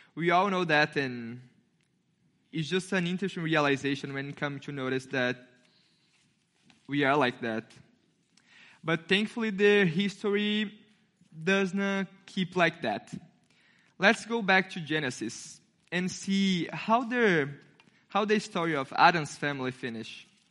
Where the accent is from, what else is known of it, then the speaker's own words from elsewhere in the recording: Brazil; English is a second language; now in United States; I have an accent, because I'm not, I'm not American. I'm from Brazil